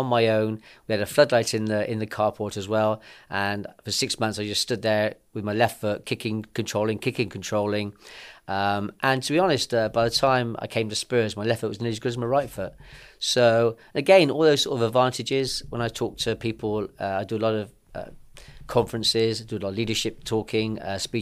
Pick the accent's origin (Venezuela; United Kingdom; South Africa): United Kingdom; Bristol, South West England; I was born in Bristol and born into a footballing family